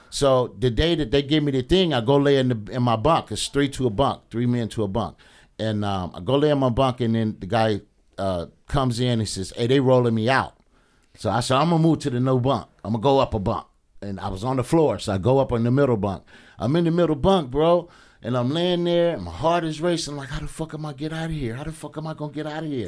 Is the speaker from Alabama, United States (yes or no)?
yes; Alabama, United States; moved away; I'm from Alabama.